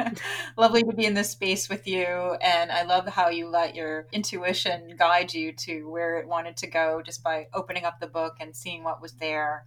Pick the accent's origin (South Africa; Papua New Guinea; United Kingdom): United Kingdom; Grimsby, Yorkshire and the Humber; I grew up in Grimsby. I was the first library that I went to as a little girl.